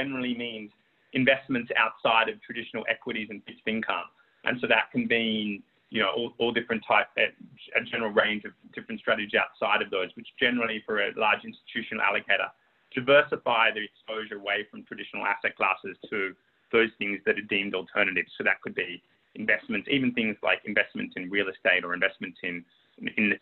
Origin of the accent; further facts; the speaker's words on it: Sydney, New South Wales, Australia; moved away as an adult; also born or lived in London; when I was growing up in Sydney